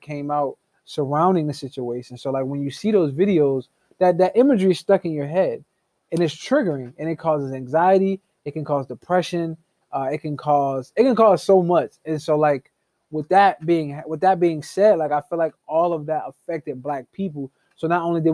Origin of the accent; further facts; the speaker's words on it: Harrisburg, Pennsylvania, United States; now in Illinois, United States; I am originally from Harrisburg, Pennsylvania